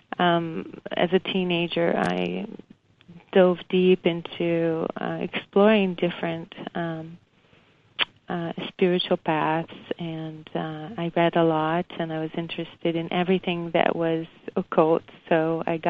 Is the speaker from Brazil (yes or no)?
yes; Brazil; moved away as an adult; I was born in Brazil. And came here in my young adult life.